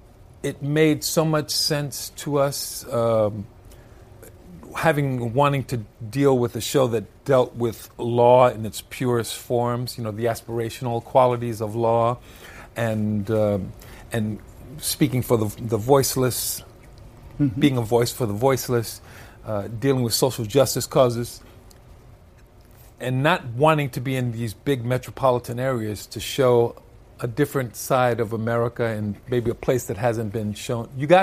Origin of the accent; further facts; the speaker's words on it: Brooklyn, New York, United States; also born or lived in Bronx / Puerto Rico; I mean, I'm from Brooklyn, but I lived in the Bronx. I lived in Puerto Rico for a time.